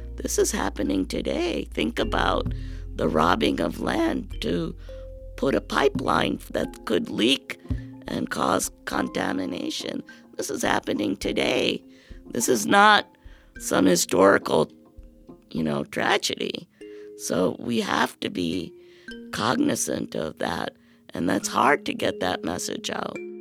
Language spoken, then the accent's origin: English; India; moved away; I'm from India